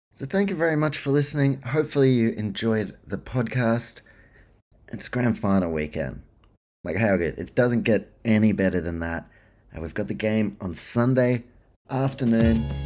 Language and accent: English; New Zealand; I'm a Kiwi too